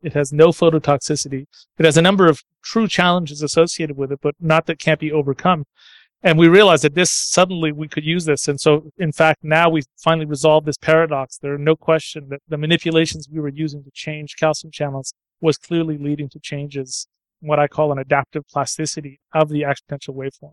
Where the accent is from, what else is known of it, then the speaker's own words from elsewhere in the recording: Ottawa, Ontario, Canada; I grew up in Ottawa, Canada